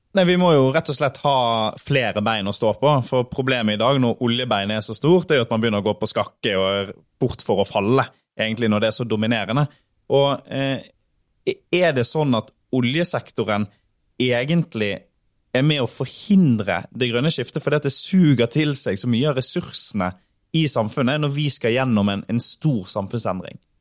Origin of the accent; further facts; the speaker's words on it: Sotra, Western Norway, Vestland, Norway; Jeg kommer jo fra Sotra på Vestlandet